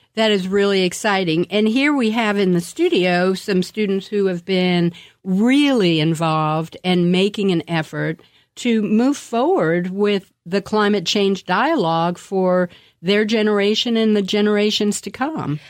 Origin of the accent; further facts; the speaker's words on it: Washington, District of Columbia, United States; I grew up in Washington, D C